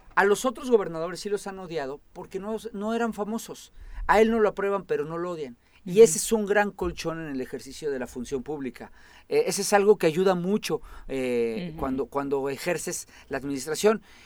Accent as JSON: {"language": "Spanish", "region": "Morelos", "country": "Mexico"}